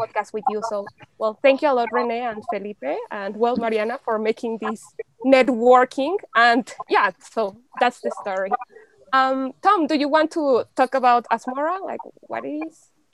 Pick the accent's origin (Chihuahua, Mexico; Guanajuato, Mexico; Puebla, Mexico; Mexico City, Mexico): Mexico City, Mexico; English is a second language; moved away as an adult; also born or lived in United Kingdom; I'm originally from Mexico. Um, I grew up in Mexico City